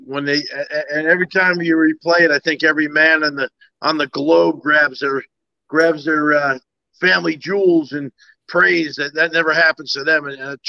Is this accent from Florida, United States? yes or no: no; New Jersey, United States; No, I even tell everybody back home, like a lot of my classmates from high school, and they're like, hey